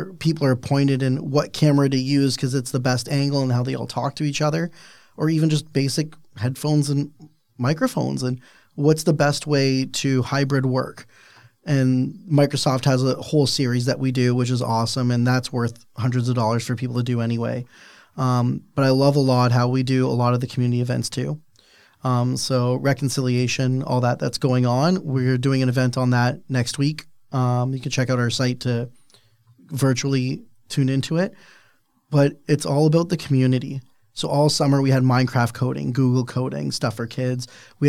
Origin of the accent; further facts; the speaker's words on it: Niagara, Ontario, Canada; I don't know about you, but I'm from Niagara.